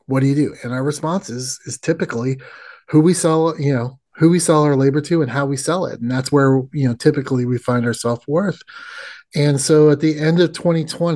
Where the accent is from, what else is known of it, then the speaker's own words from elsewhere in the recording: Indiana, United States; moved away; I grew up in the Midwest like you did. In the wonderful state of Indiana